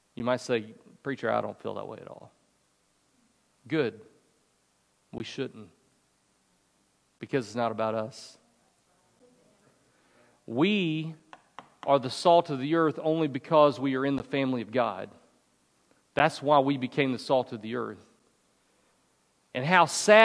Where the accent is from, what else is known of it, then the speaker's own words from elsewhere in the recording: the South, United States; I grew up in the South